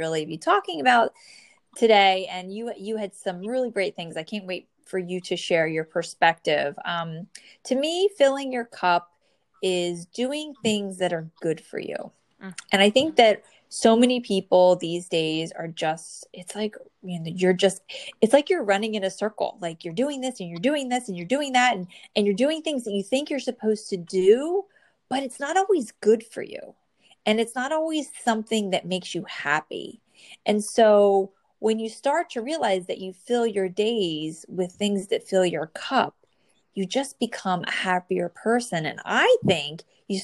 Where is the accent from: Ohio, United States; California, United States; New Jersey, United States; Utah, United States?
New Jersey, United States; born or raised there